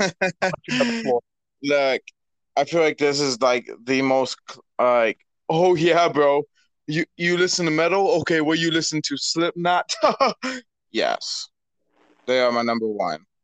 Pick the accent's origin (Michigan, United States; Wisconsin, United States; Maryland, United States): Michigan, United States; my home state, Michigan